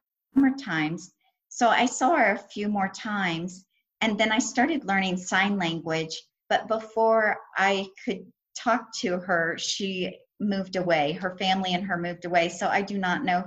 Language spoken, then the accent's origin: English; United States; also born or lived in Reno, Nevada; we're from the United States and speak English